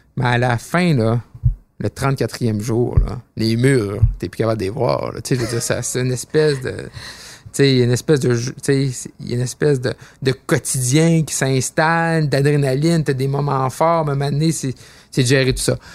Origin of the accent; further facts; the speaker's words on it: Roberval, Quebec, Canada; je suis né à Roberval, au Lac-Saint-Jean